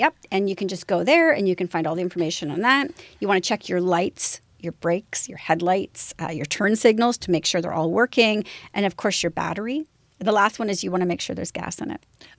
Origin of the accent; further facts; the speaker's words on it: London, Ontario, Canada; I grew up in London, Ontario, so I grew up along that whole place.